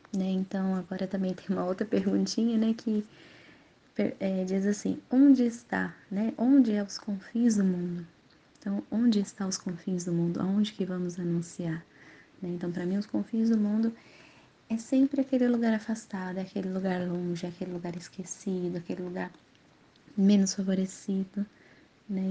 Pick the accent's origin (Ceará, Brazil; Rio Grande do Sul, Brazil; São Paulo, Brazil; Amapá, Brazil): São Paulo, Brazil; Guarulhos; moved away as an adult; now in Colatina, Brazil; sou natural de Guarulhos, São Paulo. Atualmente estou morando aqui em Colatina faz exatamente oito meses.